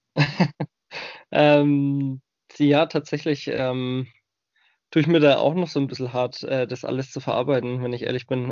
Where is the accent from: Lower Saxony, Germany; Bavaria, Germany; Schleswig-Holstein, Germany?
Bavaria, Germany; Bamberg; accent: Franconian; moved away as an adult; also born or lived in Breitengüßbach / United States; ich bin geboren im wunderschönen fränkischen Bamberg. Das werden jetzt einige Hörer von euch natürlich auch schon am Dialekt erkannt haben